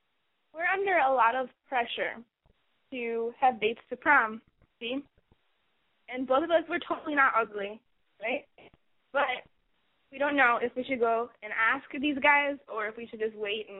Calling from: Chicago, Illinois, United States; We're from Chicago.

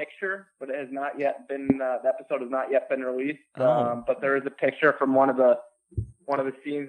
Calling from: Los Angeles, California, United States; I'm calling from Los Angeles, California.

